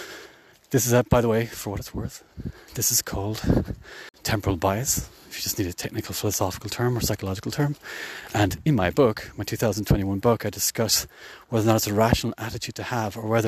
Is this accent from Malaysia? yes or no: no; Ireland; in Ireland, but more specifically where I grew up